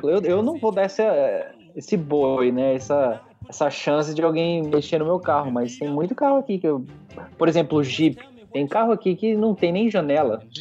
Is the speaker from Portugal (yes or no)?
no; Brazil; Foi rápido também, mas como brasileiro, eu fui no sábado olhar os modelos tal